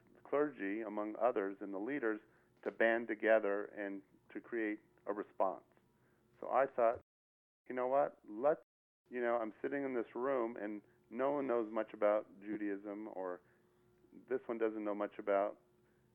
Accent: Palo Alto, California, United States; moved away as an adult; now in Las Vegas, United States; I'm from Palo Alto, California. I'm the son of a rabbi. That's where I grew up

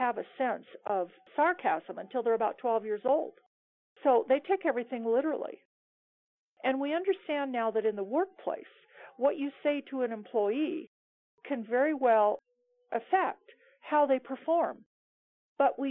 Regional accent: Seattle, Washington, United States; moved away as an adult; now in Cuenca, Ecuador; I moved to Seattle, which was my hometown

